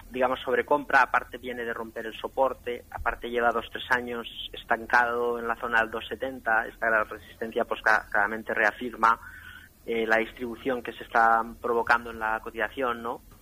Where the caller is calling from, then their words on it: Madrid, Community of Madrid, Spain; de Madrid.